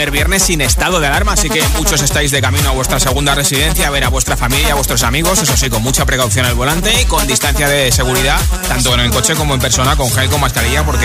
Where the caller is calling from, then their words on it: Las Palmas de Gran Canaria, Canary Islands, Spain; de Las Palmas de Gran Canaria